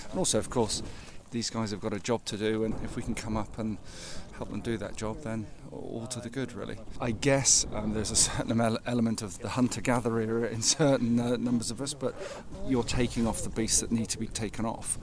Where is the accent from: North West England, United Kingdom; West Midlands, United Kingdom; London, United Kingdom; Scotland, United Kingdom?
West Midlands, United Kingdom; Shropshire; from Shropshire